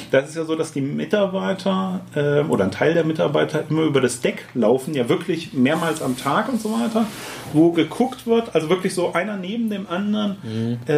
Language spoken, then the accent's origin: German; Lower Saxony, Germany; Ich bin Niedersachse.